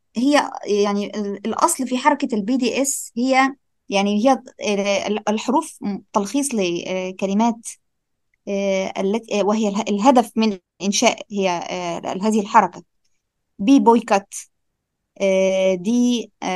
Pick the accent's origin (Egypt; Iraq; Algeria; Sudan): Egypt; بما اني انا مصريه